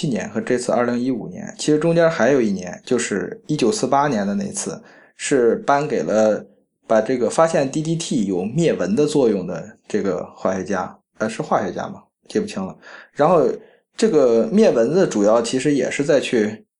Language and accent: Chinese; China